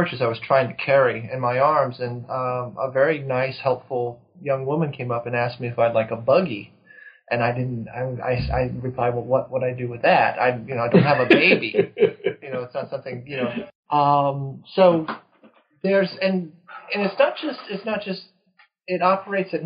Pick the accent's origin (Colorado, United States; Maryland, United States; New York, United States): Maryland, United States; moved away as an adult; also born or lived in Texas; I grew up in Maryland